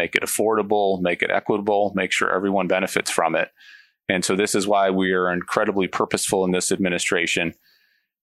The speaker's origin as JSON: {"language": "English", "region": "Illinois", "country": "United States", "tie": "born or raised there", "said": "I grew up in a steel mill community in a small town in Illinois, a very polluted place"}